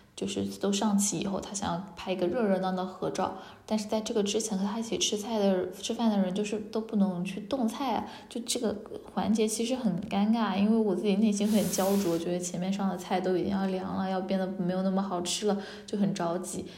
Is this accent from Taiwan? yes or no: no; Haimen, Jiangsu, China; 其实我自己的家乡其实江苏海门嘛，对，我们海门人一定会说自己是海门人而不是南通人，因为，哎，我们基本上不怎么承认自己是南通所管辖的海门市